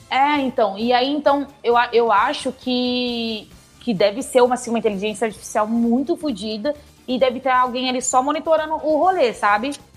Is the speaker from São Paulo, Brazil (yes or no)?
yes; São Paulo, Brazil; E eu sou de São Paulo também